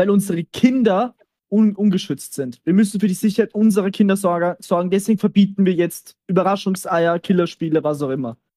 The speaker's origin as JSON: {"language": "German", "country": "Austria"}